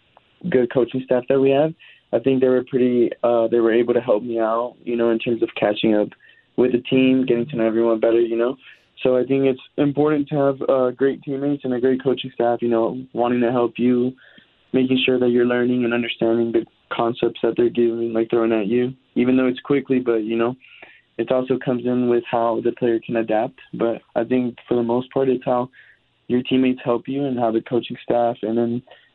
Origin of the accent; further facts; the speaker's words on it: Los Angeles, California, United States; now in Carmel, United States; a lot quieter than what I'm used to considering I'm from Los Angeles.